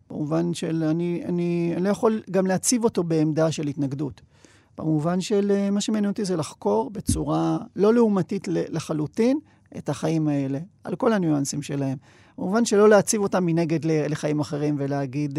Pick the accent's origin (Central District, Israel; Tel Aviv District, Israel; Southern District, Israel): Southern District, Israel; Sderot; שדרות, שזה... עיירה שהפכה להיות עיר שגדלתי בה